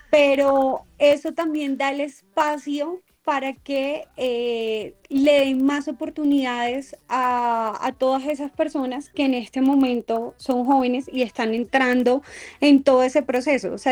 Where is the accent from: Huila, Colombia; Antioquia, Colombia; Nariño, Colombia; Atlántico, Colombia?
Atlántico, Colombia; Barranquilla; mi familia es de Barranquilla, al igual que yo.